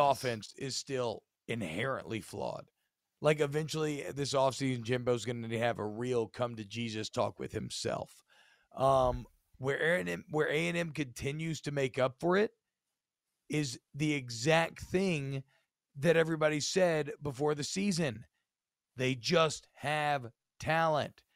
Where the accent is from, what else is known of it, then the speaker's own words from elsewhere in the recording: Baton Rouge, Louisiana, United States; I'm from Baton Rouge